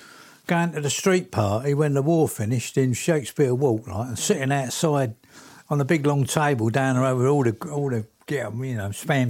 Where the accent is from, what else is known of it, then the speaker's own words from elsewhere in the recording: London, United Kingdom; also born or lived in Stoke Newington; I was born in Acne Hospital.